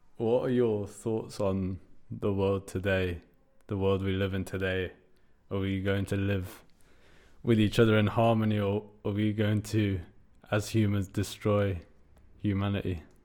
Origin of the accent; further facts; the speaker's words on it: United Kingdom; my story growing up as a British Iranian in the U K